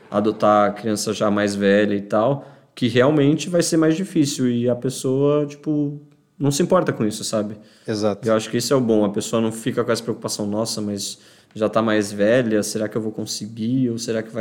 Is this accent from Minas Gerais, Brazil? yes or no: no; Criciúma, Santa Catarina, Brazil; Mas eu sou de Santa Catarina. Breaking news. Criciúma, para ser mais exato.